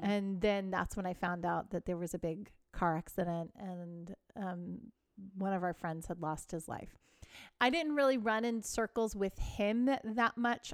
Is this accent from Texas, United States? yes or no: yes; Texas, United States; I grew up in Texas, and it was a very religious area